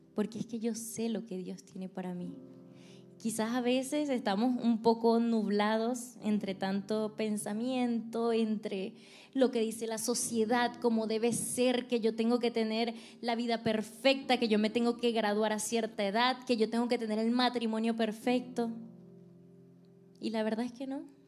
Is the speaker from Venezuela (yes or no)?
yes; Venezuela; moved away as an adult; now in United States; yo soy venezolana, me vine acá a Estados Unidos hace aproximadamente siete años